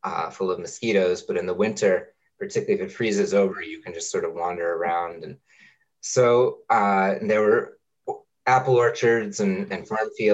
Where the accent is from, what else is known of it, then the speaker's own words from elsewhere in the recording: Amherst, Massachusetts, United States; moved away as an adult; also born or lived in California / Indiana; I grew up in Amherst, Massachusetts, down the road from you